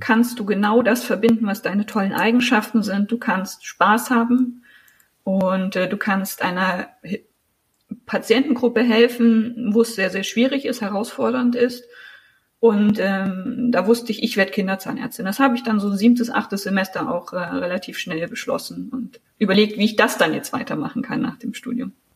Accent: Thuringian Forest, Germany; also born or lived in Sangerhausen, Saxony-Anhalt / Göttingen; now in Jena, Germany; ich bin in Sachsen-Anhalt geboren worden, in Sangerhausen. Meine Eltern sind mit drei Jahren dann mit mir umgezogen in den Thüringer Wald. Mein Vater ist Förster. Und wir haben ganz klassisch, äh, bin ich im Forsthaus am Waldesrand groß geworden

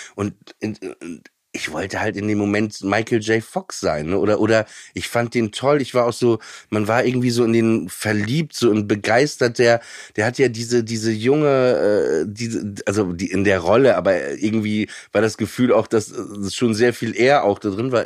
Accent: Papenburg, Lower Saxony, Germany; ich komme aus Papenburg im Emsland und da war halt nix

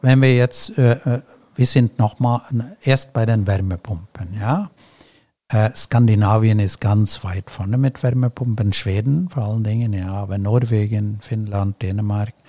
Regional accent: Celle, Lower Saxony, Germany; meiner Heimatstadt Celle

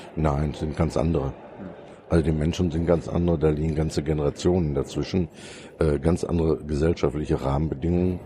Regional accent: Soest district, North Rhine-Westphalia, Germany; also born or lived in Münster; ich komme aus dem Kreis Soest und wohne in Bad Sassendorf

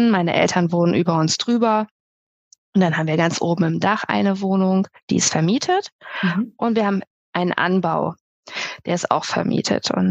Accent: Melle, Lower Saxony, Germany; ich komme aus Melle bei Osnabrück

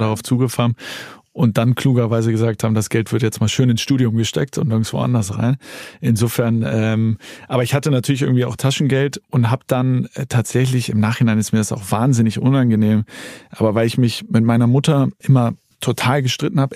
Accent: Hamburg, Germany; bin ich sozusagen äh, aufgewachsen in Hamburg.

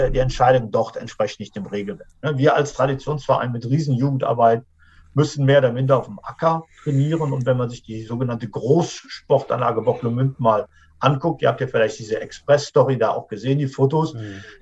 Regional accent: North Rhine-Westphalia, Germany; wir sind alle Rheinländer.

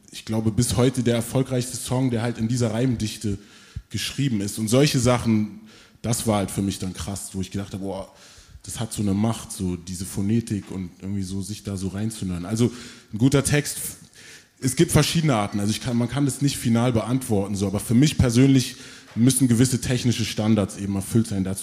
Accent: Berlin, Germany; also born or lived in Frankfurt; ich bin in Frankfurt geboren, in Berlin dann aufgewachsen, Berlin Morbid

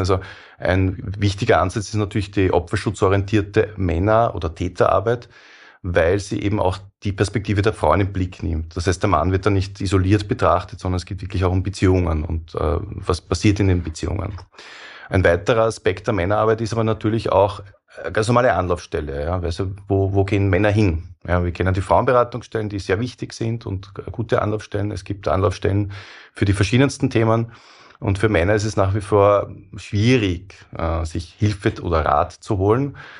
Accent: Austria; wir, die wir äh, mehr als Österreicher sind

